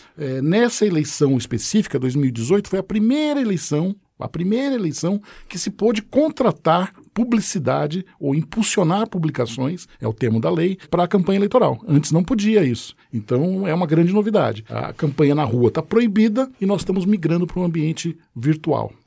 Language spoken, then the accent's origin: Portuguese; Santos, São Paulo, Brazil; now in São Paulo, Brazil; nasci em Santos, estou um tempo em São Paulo, 30 anos em São Paulo